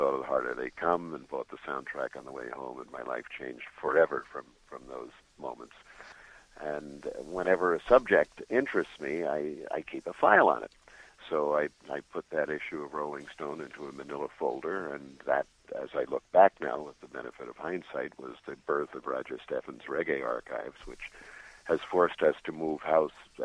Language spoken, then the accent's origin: English; New York, United States; now in Los Angeles, United States; I was raised Catholic in New York